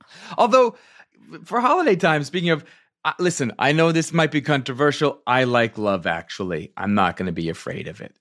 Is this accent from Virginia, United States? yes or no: yes; Virginia, United States; also born or lived in upstate New York; I'm from, from upstate New York, but I was raised in Virginia, so I started going to arena stage as a kid